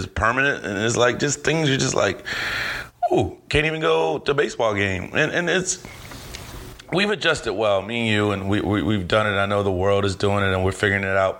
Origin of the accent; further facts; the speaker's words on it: Cleveland, Ohio, United States; I love my city. I'm a Cleveland boy